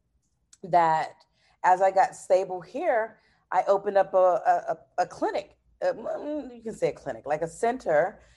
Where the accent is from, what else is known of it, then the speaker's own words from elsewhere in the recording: New York City, New York, United States; also born or lived in Gaithersburg, Maryland; now in Brazil; I'm American, so I was born in New York, in Brooklyn, New York, to Haitian parents, and I've been living in Brazil 10 years now.